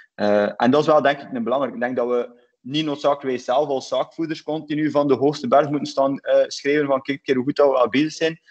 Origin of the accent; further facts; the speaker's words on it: West Flanders, Belgium; also born or lived in San Francisco, United States; West-Vlaamse eh, ondernemer